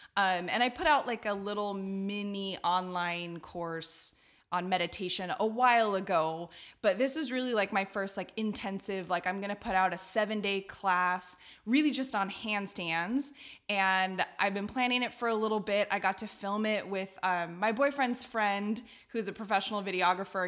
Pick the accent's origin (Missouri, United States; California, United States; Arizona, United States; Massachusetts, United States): California, United States; Redlands; I'm from Redlands, California, and in Redlands, there's a Y M C A community circus